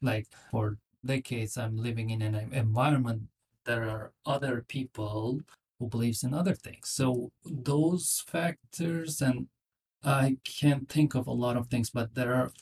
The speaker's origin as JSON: {"language": "English", "country": "Turkey", "tie": "born or raised there", "also_born_or_lived": "Nashville, United States", "moved": "as an adult", "lives_now": "United States", "said": "I'm from Turkey. I grew up in Turkey. I came to the United States about 17, 18 years ago."}